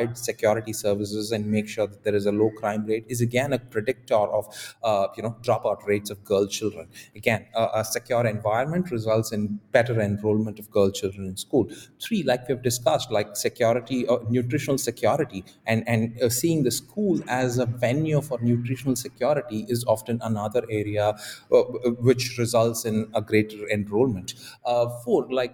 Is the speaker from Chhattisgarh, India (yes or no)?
no; Tamil Nadu, India; my home state of Tamil Nadu